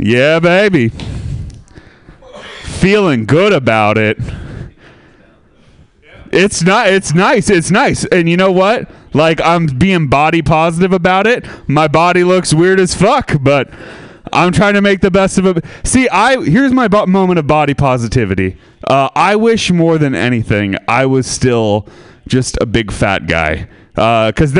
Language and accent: English; Sebastopol, California, United States; I'm from Sebastopol.